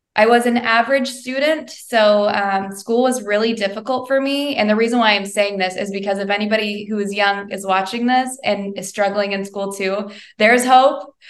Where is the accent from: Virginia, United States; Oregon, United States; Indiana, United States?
Indiana, United States; Bedford; now in Westfield, United States; I'm a Hoosier gal through and through. I grew up in Southern Indiana, in Bedford, Indiana